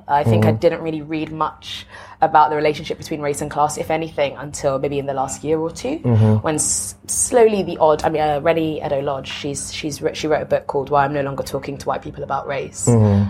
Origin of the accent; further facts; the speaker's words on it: United Kingdom; as a European, as a British person, as a black British person as well.